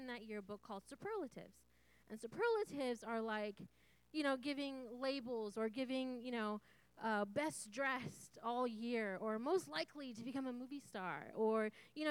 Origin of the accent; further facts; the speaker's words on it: Santa Rosa, California, United States; I grew up here in Santa Rosa, born and raised.